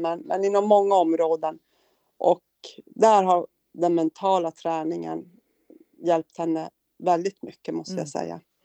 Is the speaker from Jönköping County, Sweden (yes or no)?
no; Kiruna, Norrbotten County, Sweden; also born or lived in Piteå; now in Luleå, Sweden; Född och uppvuxen i Kiruna, av mm. alla ställen